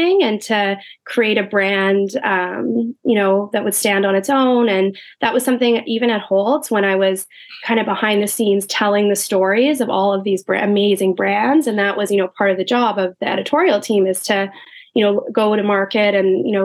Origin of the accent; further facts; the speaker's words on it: Winnipeg, Manitoba, Canada; moved away as an adult; now in New York, United States; growing up in Winnipeg, which Alia and I are both actually from Winnipeg